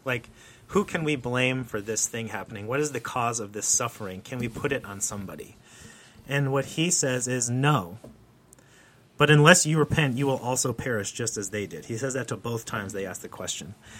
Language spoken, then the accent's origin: English; New Jersey, United States; I grew up in the Northeast in New Jersey